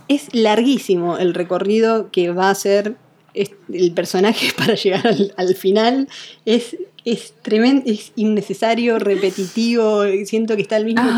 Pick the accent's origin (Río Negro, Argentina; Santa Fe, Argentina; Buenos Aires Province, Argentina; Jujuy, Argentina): Santa Fe, Argentina; Rosario; also born or lived in Córdoba, Argentina; now in United States; yo soy rosarina y pasé siete años en Córdoba